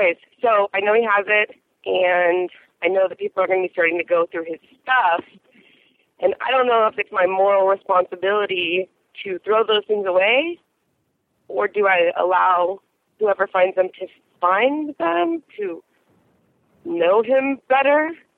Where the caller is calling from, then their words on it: San Diego, California, United States; I'm calling from San Diego